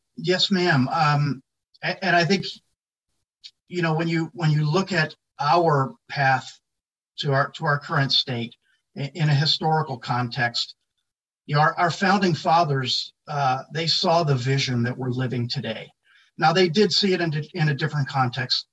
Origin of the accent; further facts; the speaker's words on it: Philadelphia, Pennsylvania, United States; outside of Philadelphia, which was my hometown